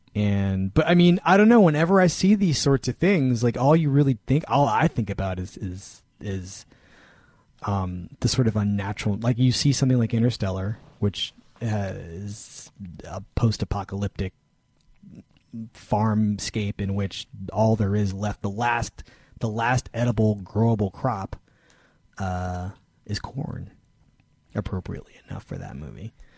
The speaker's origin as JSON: {"language": "English", "town": "Philadelphia", "region": "Pennsylvania", "country": "United States", "tie": "born or raised there", "also_born_or_lived": "California", "moved": "yes", "said": "I grew up in Philadelphia"}